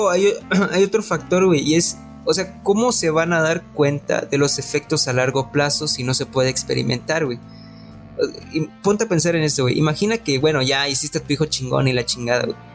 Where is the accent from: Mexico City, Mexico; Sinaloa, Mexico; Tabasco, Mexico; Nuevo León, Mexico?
Nuevo León, Mexico; Monterrey; Soy de Monterrey.